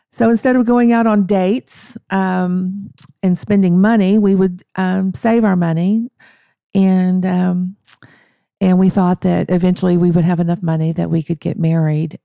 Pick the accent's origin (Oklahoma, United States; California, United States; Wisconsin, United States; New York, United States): Oklahoma, United States; Madill; I grew up in Medill, um, uh, which is just a few miles from Durant